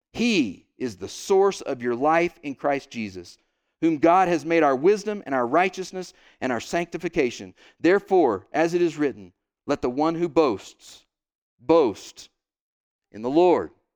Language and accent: English; Oklahoma, United States; I'm from Oklahoma.